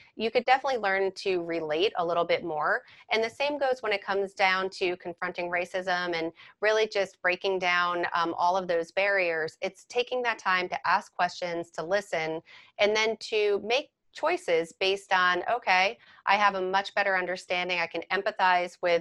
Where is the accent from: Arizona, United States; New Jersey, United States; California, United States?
New Jersey, United States; Fords; I know Edison because I grew up in Ford's